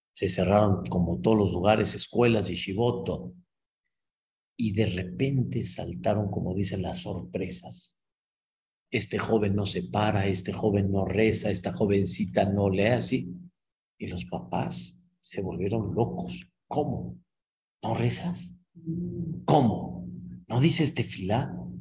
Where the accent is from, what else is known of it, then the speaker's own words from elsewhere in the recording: Mexico; Yo nací aquí en México y en la cuna que yo nací, pues en mi época lo que había era, ya, Espíritu, Capulina, este, Cantinflas